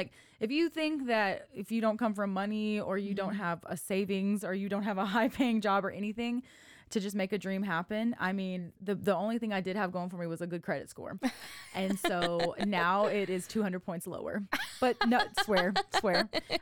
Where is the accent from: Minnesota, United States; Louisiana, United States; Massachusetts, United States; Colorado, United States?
Louisiana, United States; Lafayette; born there; now in Waco, United States; So I'm not a Waco native. I was born in Lafayette, Louisiana.